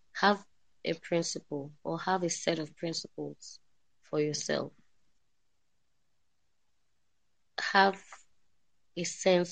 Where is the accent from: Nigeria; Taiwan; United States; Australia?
Nigeria; Kano, Kano State; moved away as an adult; also born or lived in Zaria; I'm based in Kano, born and raised in Kano State.